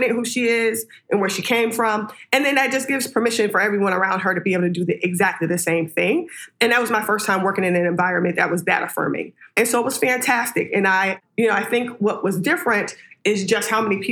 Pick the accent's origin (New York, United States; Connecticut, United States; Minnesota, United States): Connecticut, United States; New Haven; I'm from New Haven.